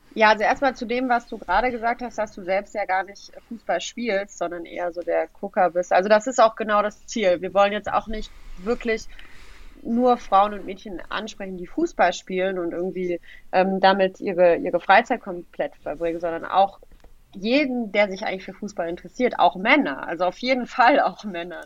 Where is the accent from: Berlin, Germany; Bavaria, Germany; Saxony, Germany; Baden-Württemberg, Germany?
Baden-Württemberg, Germany; Tübingen; now in Frankfurt, Germany; ich bin in Tübingen geboren und groß geworden.